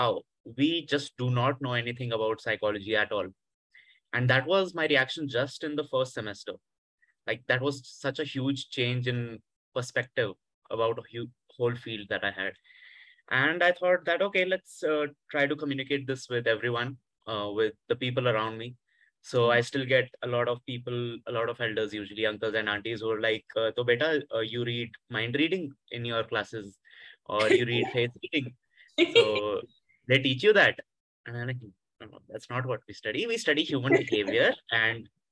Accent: Hisar, Haryana, India; moved away; also born or lived in Delhi; And I grew up in Hisar. It's a small city in Haryana. It's about 3 hours from Delhi.

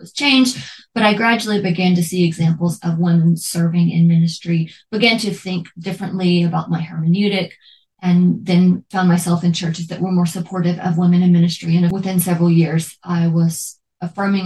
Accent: Memphis, Tennessee, United States; I was born on November 8th, 1980 in Memphis, Tennessee

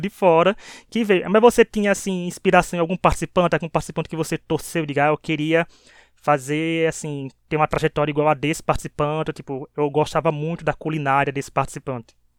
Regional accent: Northeast Region, Brazil; Como eu, nordestino aqui desse podcast

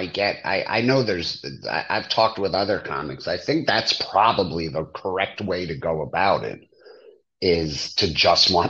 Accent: East Brunswick, New Jersey, United States; I grew up in East Brunswick, and then I lived in New Brunswick for years

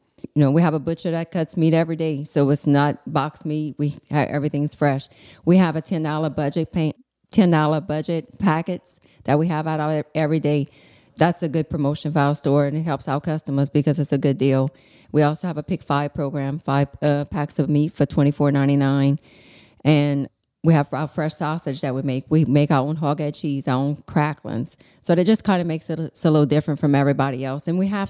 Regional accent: Larose, Louisiana, United States; I'm from La Rose.

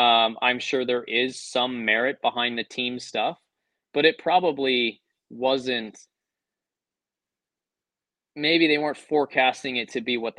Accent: Canada; because I'm Canadian

